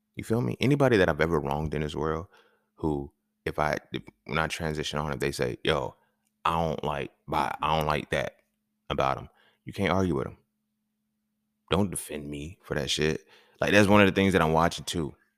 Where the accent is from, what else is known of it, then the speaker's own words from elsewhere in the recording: California, United States; moved away; when I grew up in California